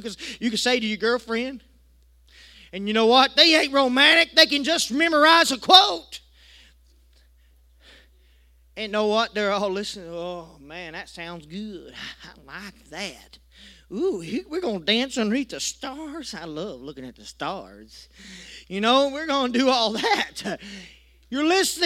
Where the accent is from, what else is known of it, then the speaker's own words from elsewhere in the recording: United States; accent: country; I was a little country boy, didn't go out to eat much, but I tell you what, I let my country accent come out